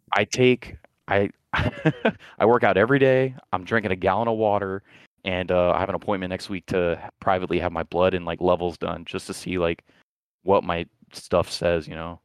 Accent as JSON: {"language": "English", "region": "Florida", "country": "United States", "moved": "yes", "said": "I'm from Florida"}